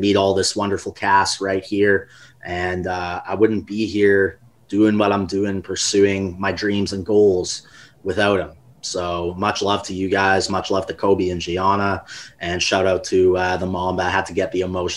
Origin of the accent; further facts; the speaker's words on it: Canada; I grew up in Canada